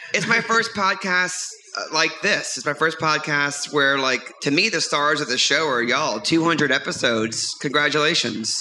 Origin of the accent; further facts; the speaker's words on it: New Orleans, Louisiana, United States; I grew up in the New Orleans area